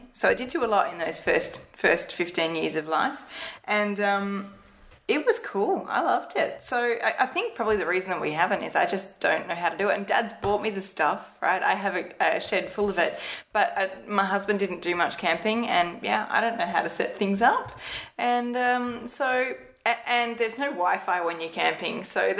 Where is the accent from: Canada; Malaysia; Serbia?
Malaysia; I grew up in Malaysia and went to school with princes and princesses.